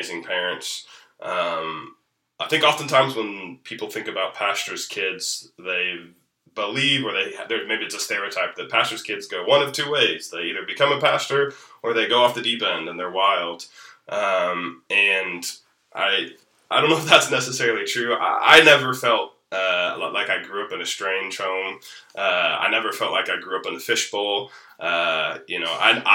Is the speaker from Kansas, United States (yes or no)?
yes; Wellsville, Kansas, United States; not born in Wellsville, but raised in Wellsville. For 35 years now, I've moved around a little bit, haven't lived here the entire time, but most of them have been in Wellsville